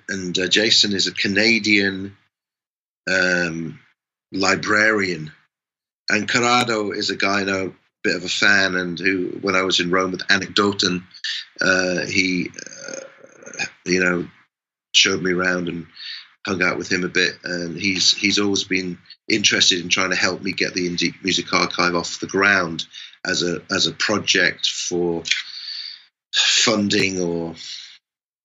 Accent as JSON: {"language": "English", "region": "England", "country": "United Kingdom", "said": "I'm English"}